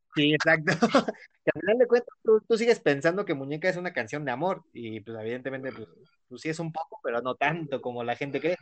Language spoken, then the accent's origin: Spanish; Mexico City, Mexico; somos de Ciudad de México